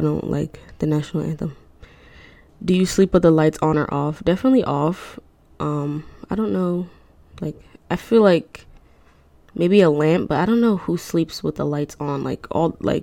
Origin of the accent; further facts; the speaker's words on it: Newark, New Jersey, United States; I was born in Newark